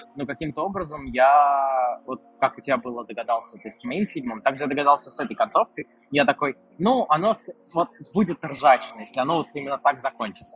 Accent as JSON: {"language": "Russian", "town": "Krasnogorsk", "region": "Moscow Oblast", "country": "Russia", "tie": "born or raised there", "said": "в моем родном городе Красногорске"}